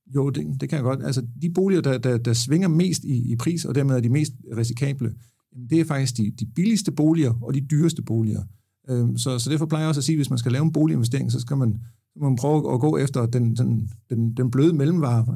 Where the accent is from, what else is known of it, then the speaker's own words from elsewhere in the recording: Haderslev, Southern Denmark, Denmark; Haderslev, hvor jeg er fra